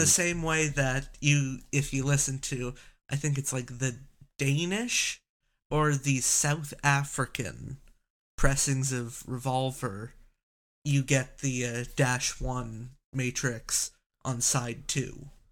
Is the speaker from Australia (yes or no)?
no; Canada; I'm Canadian